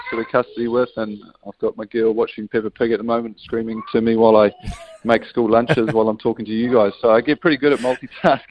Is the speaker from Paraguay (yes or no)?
no; New Zealand; as a Kiwi without a European passport